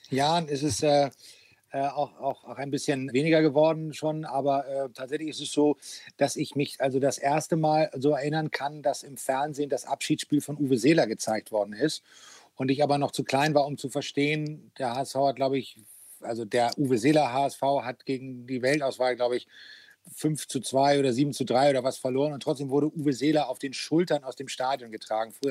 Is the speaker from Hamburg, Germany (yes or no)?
yes; Hamburg, Germany; Naja, das ist meine Heimat. Ne? Also das äh, kenne ich dann äh, so jede Ecke.